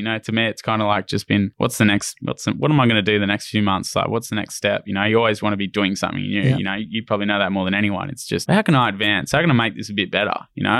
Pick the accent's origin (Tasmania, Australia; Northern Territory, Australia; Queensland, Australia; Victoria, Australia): Tasmania, Australia; So I think growing up in Tassie, it was so cold that we used to paddle downwind a lot